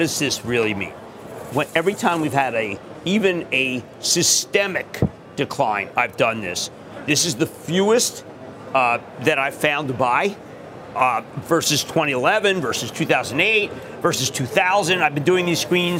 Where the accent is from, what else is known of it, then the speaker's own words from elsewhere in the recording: Philadelphia, Pennsylvania, United States; accent: Philadelphia; my Philadelphia accent